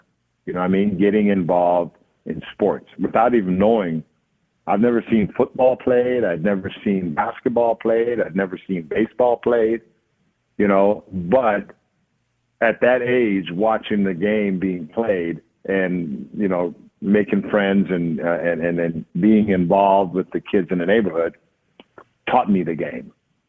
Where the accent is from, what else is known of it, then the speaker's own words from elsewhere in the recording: Jamaica; growing up in Jamaica for me was very strict with my, sorry, this is my alarm, very strict with my, okay, very strict with my family